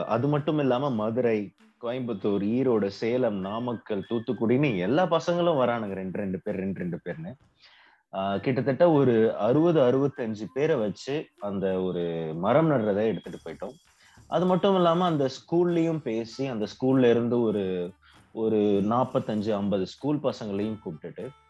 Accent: Cuddalore, Tamil Nadu, India; நான் என்னோட பிறந்த ஊர் கடலூர்

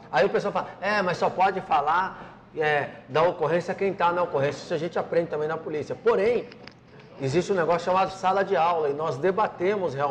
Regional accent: Paraíba, Brazil; Um abraço a todos os meus conterrâneos baianos, que eu sou lá da Paraíba, né?

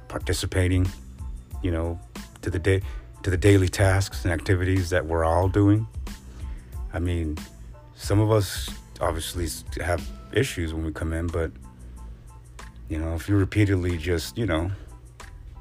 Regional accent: West Coast, United States; I'm from the West Coast

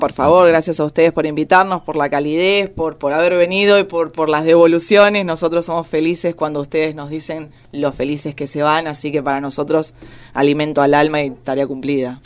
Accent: San Justo, Buenos Aires Province, Argentina; yo soy de Buenos Aires, eh, de San Justo, La Matanza

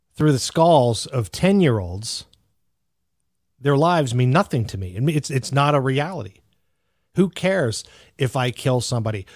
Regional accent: Greensburg, Pennsylvania, United States; there was a Hempfield High School not far from where I grew up in Pennsylvania

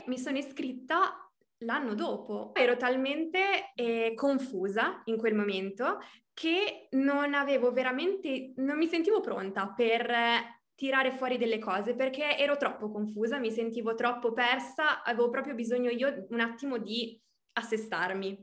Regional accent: Reggio Emilia, Emilia-Romagna, Italy; also born or lived in Argentina; sono nata a Reggio Emilia, quindi sono emiliana

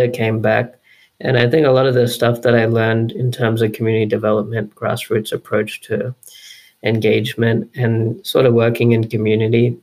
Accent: Brisbane, Queensland, Australia; I was born and raised in Brisbane, here in Queensland, Australia

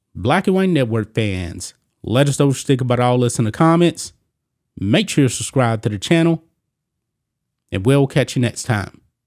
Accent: United States; I'm an American.

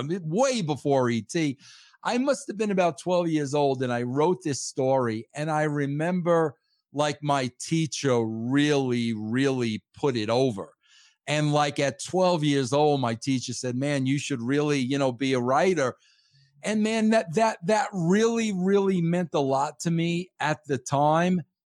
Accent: Long Island, New York, United States; moved away as an adult; also born or lived in Connecticut; I am from born and raised uh, on Long Island, New York

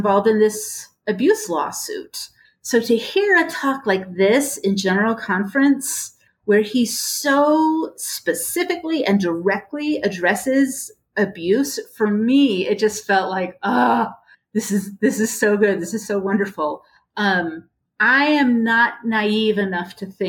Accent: California, United States; I grew up in California, this big Baptist church

